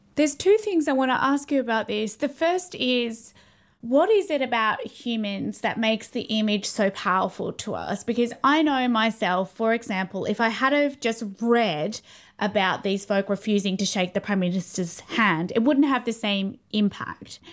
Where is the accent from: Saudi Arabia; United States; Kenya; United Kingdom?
United Kingdom; London; growing up in London in the eighties